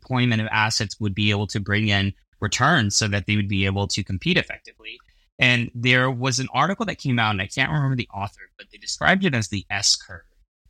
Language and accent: English; Dallas, Texas, United States; when I was growing up in Dallas and living in Dallas at the time